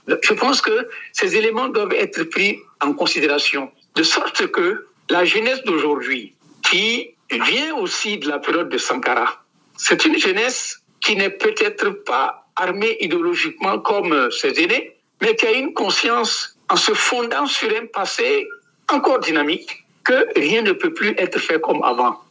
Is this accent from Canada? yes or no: no; Tougan, Boucle du Mouhoun, Burkina Faso; J'étais à l'école primaire dans ma ville natale, dans le nord-ouest du Burkina Faso, à Tougan